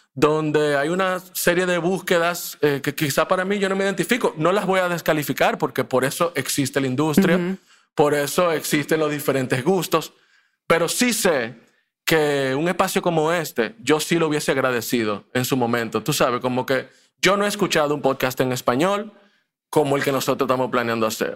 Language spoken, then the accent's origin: Spanish; Dominican Republic; also born or lived in Mexico; yo también vine así muy chiquito para acá. Eh, y crecí en Dominicana. Yo me considero dominicano, de pura cepa